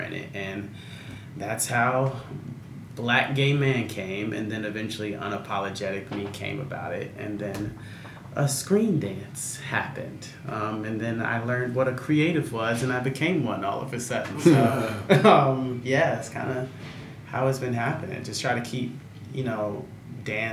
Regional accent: Newark, New Jersey, United States; I'm from Newark, born and raised. I grew up there

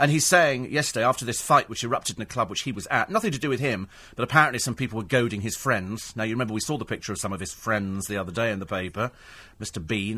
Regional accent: United Kingdom; I think it's, you know, it's part of the thing about being British. We go out and we moan about everything.

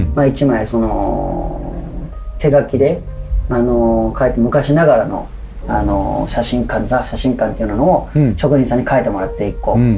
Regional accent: Hachioji, Tokyo, Japan; moved away as an adult; now in Zushi, Japan; 僕は元八王子出身

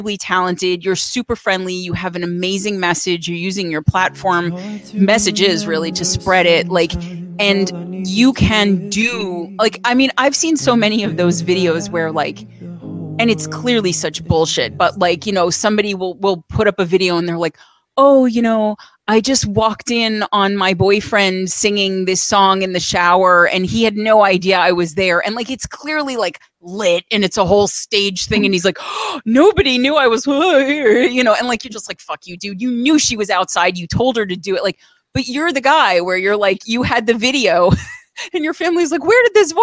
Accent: New York, United States; I'm Italian. I'm from New York

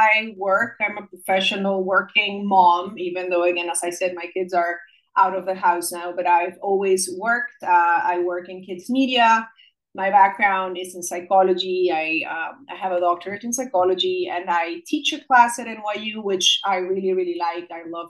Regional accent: United States; their mom is Mexican, because I'm Mexican-American, and their father is Greek

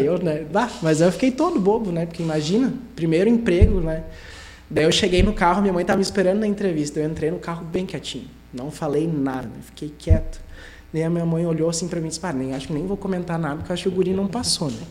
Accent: Sapiranga, Rio Grande do Sul, Brazil; sou de Sapiranga, sempre morei aqui desde pequeno

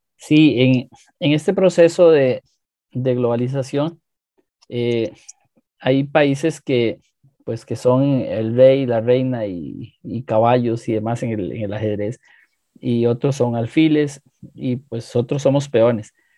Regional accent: Costa Rica; nuestra identidad como costarricenses

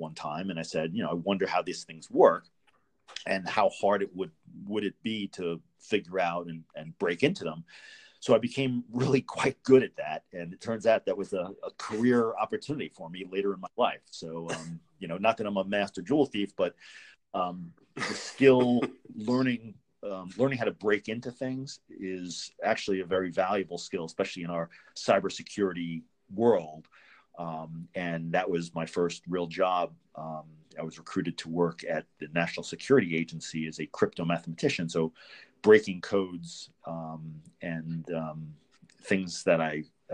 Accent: Long Island, New York, United States; I was raised in New York on Long Island

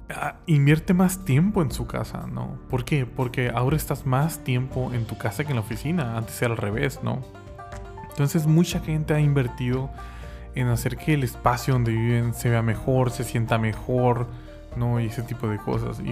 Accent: Mexico; el estado eh, donde soy nativo

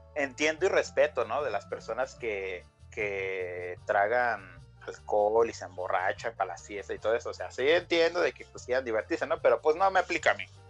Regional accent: Jamay, Jalisco, Mexico; now in United States; soy nacido en Estados Unidos, pero criado en México

